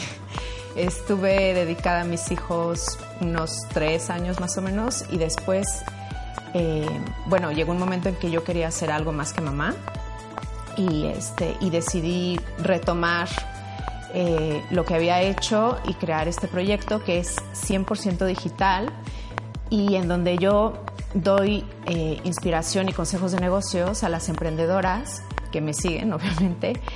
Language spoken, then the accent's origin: Spanish; Mexico; moved away as an adult; also born or lived in Barcelona, Spain / England; now in Luxembourg; soy mexicana, tengo 15 años viviendo en Europa